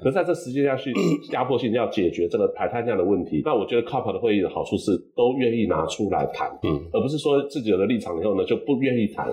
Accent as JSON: {"language": "Chinese", "country": "Taiwan", "said": "身为台湾人还蛮骄傲的"}